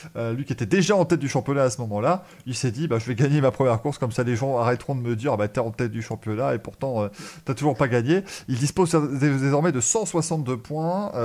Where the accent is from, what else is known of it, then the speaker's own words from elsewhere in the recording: France; en tant que Français